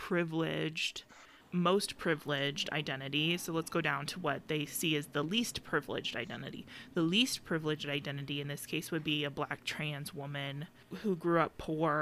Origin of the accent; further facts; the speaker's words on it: Phoenix, Arizona, United States; we grew up in Phoenix and Maryvale